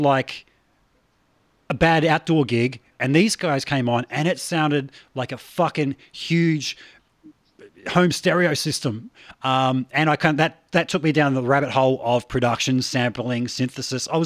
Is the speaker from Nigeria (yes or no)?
no; Australia